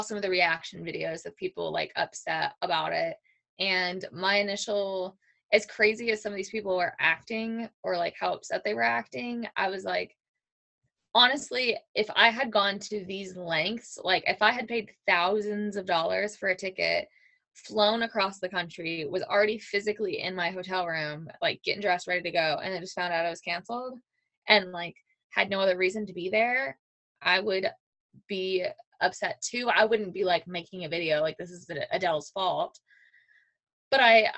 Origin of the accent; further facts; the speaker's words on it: Louisville, Kentucky, United States; That was my hometown.